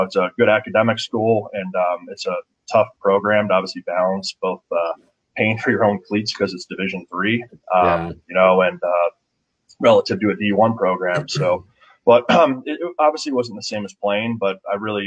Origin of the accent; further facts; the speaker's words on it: Chesterland, Ohio, United States; I grew up in Chesterland, which is about 35 minutes east of downtown Cleveland.